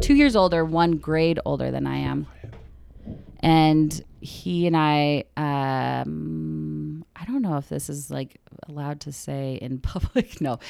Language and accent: English; Mesa, Arizona, United States; I grew up in Arizona. {S2} Okay. {S3} Mesa, which is like, you know, Provo light.